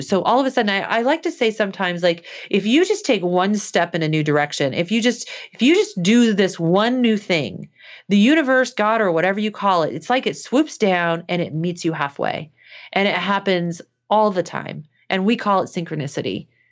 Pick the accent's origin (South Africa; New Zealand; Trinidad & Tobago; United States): United States; Midwest; I was growing up in the Midwest